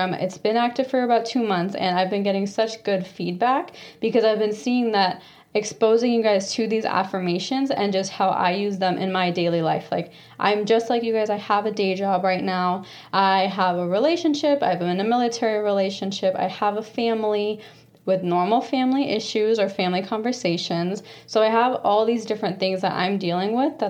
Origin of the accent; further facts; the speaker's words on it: Phoenix, Arizona, United States; I was born and raised in Phoenix, Arizona